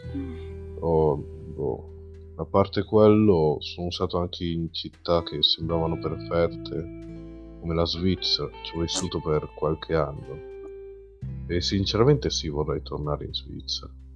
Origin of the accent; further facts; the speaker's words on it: Dominican Republic; now in Italy; Vengo dalla Repubblica Dominicana